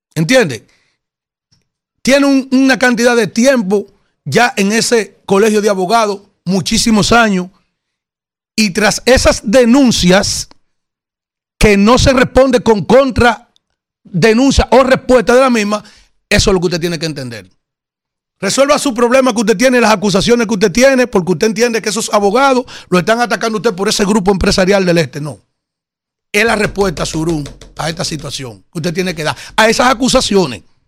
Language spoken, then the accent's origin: Spanish; Yaguate, San Cristóbal, Dominican Republic; senador de la provincia de San Cristóbal, de la cual yo pertenezco, aunque soy del municipio de Yaguate